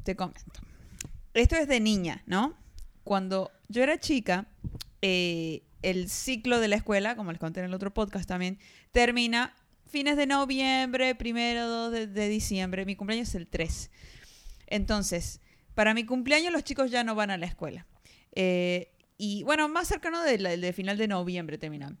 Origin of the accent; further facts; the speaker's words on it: Argentina; de Argentina